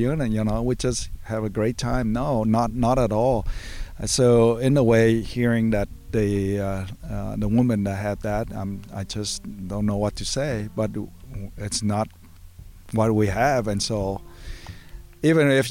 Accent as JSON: {"language": "English", "town": "St. Louis Park", "region": "Minnesota", "country": "United States", "said": "I'm from St. Louis Park, Minnesota"}